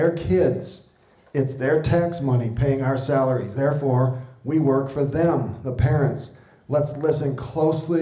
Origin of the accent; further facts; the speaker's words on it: southeastern Wisconsin, United States; moved away as an adult; also born or lived in St. Louis, Missouri; now in Cody, Wyoming, United States; grew up in southeastern Wisconsin